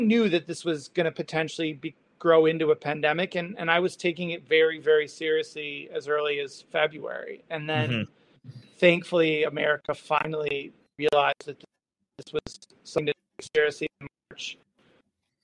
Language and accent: English; United States; also born or lived in New York; now in Portland, United States; as an American